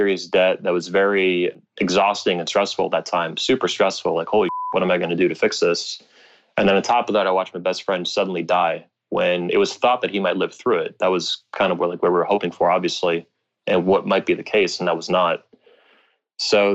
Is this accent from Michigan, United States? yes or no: no; Florida, United States; I'm from Florida, you know, I'm a native Floridian.